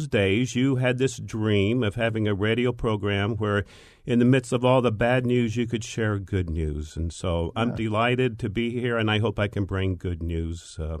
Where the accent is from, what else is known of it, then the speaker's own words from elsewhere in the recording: Peoria, Arizona, United States; Actually, I was born here in the Valley. And back in the old days, I was raised on a cotton farm out in the West Valley, which is Peoria and Glendale